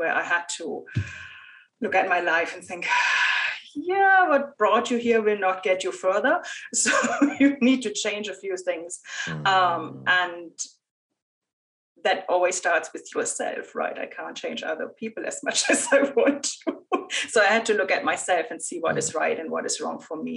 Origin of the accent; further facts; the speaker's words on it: Germany; moved away as an adult; also born or lived in Ireland / Argentina / United States; I moved from Germany to Ireland, to Argentina, to the US.